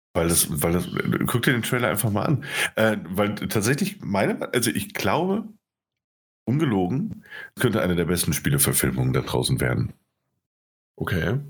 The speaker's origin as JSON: {"language": "German", "country": "Germany", "said": "wir Piefkes"}